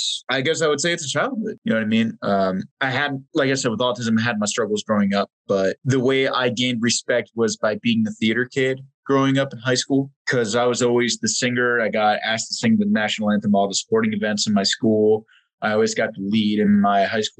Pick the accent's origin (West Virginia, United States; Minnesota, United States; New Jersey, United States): New Jersey, United States; I was born in New Jersey. I won't classify specifically where, but Central Jersey